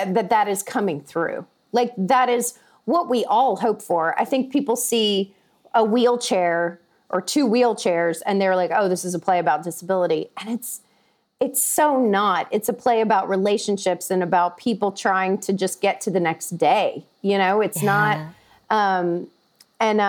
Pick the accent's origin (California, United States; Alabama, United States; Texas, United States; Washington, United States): Alabama, United States; Tuscaloosa; In Tuscaloosa. I grew up in Tuscaloosa, Alabama